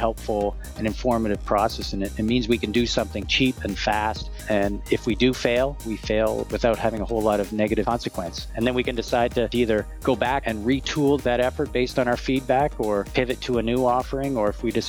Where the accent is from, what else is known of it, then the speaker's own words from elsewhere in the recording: Nova Scotia, Canada; also born or lived in moved around; I was born in Nova Scotia, Annapolis Valley, Nova Scotia, as a Navy brat. My dad was in the Navy, so I moved around a lot